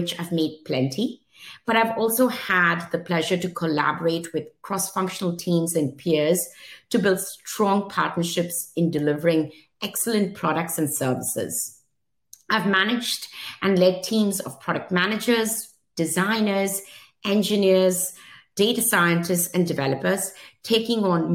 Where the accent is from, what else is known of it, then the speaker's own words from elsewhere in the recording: Mumbai, Maharashtra, India; moved away as an adult; now in United States; I was born in Mumbai, India, and lived there almost till the age of 21